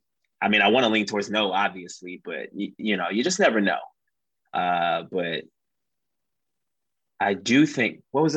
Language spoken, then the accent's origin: English; the South, United States; you know, we're from the South. We don't know how to handle that snow.